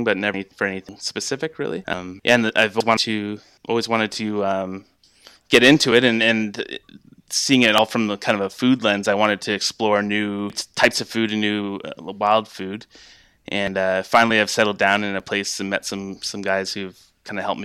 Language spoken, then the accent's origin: English; London, Ontario, Canada; also born or lived in Quebec / Alberta; I grew up in London, Ontario, which is kind of southwestern Ontario, close to Detroit, actually.